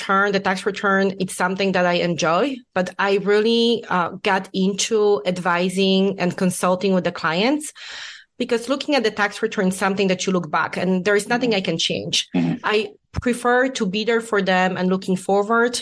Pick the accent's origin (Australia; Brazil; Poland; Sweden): Poland; English is a second language; moved away as an adult; also born or lived in Illinois; I was born and raised in Poland